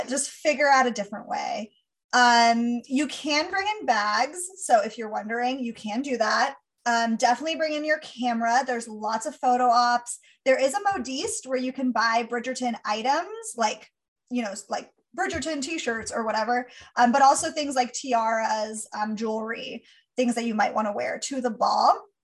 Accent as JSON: {"language": "English", "region": "California", "country": "United States", "tie": "born or raised there", "said": "I grew up in California."}